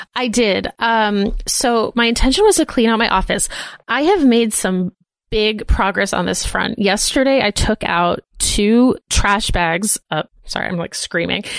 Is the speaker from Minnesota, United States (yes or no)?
no; Boston, Massachusetts, United States; growing up in Boston with, like, all the Irish people